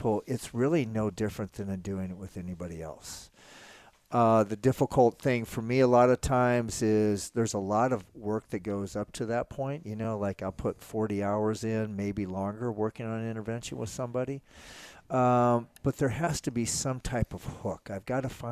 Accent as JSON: {"language": "English", "region": "Nebraska", "country": "United States", "tie": "born or raised there", "said": "I'm an only child country kid from Nebraska"}